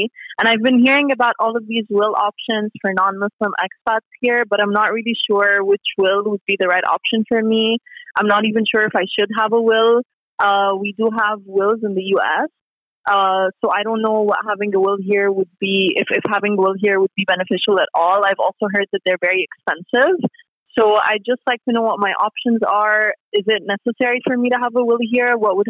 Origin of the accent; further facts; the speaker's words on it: United States; moved away as an adult; now in Dubai, United Arab Emirates; I'm from America. I just moved here recently with my husband from the U.S. We've been here for around 2 years.